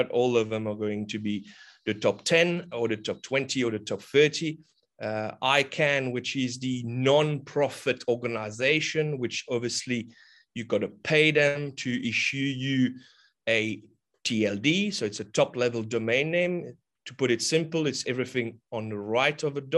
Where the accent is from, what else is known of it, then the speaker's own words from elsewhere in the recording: Mauritius; also born or lived in Australia; now in Rodrigues, Mauritius; I'm from Mauritius Island. I currently reside on the sister island called Rodriguez.